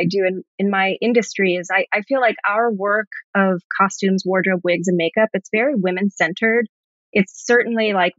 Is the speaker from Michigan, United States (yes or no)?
no; New York City, New York, United States; I grew up here in New York, in Brooklyn, grew up with a single mom